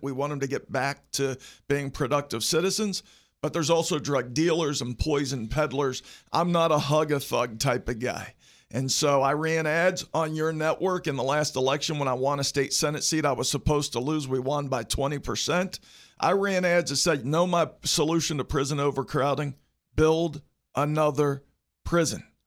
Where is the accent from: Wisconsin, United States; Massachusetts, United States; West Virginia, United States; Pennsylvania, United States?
West Virginia, United States; Morgantown; also born or lived in Barbour County, West Virginia; now in Charleston, United States; I'm originally from Barber County, raised in Morgantown